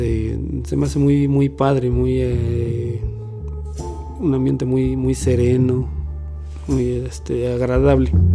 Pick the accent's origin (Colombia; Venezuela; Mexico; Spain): Mexico; Mexico City; soy originario de la Ciudad de México